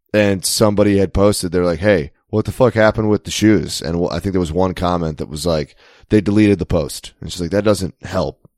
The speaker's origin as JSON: {"language": "English", "region": "Maryland", "country": "United States", "said": "I'm from Maryland"}